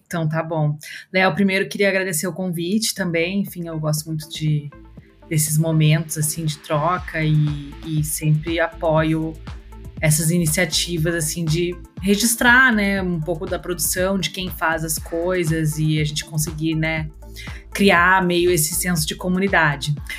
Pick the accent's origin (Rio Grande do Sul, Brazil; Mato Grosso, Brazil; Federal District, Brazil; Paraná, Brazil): Rio Grande do Sul, Brazil; moved away as an adult; also born or lived in Santa Maria; now in São Paulo, Brazil; eu sou do Rio Grande do Sul